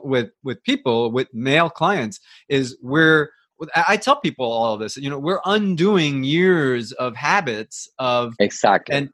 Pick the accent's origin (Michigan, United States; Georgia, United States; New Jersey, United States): New Jersey, United States; also born or lived in Colombia; now in Atlanta, United States; I grew up in New Jersey, but I moved to Atlanta.